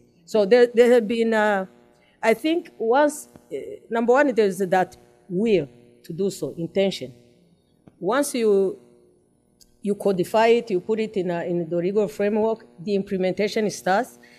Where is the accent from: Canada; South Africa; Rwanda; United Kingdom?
Rwanda; Umuganda that has helped our country to be rebuilt